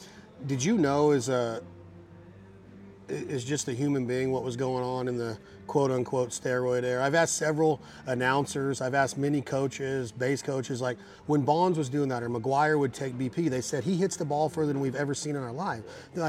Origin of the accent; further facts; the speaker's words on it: Reno, Nevada, United States; I'm from Reno.